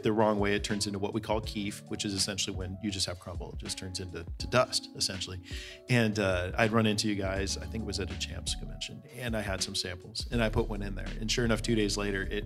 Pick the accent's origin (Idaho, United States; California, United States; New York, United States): California, United States; Bay Area; I grew up in the Bay Area